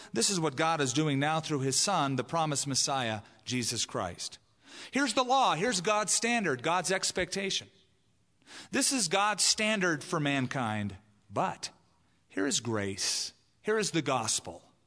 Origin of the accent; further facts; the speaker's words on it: California, United States; now in Albuquerque, United States; where I grew up in California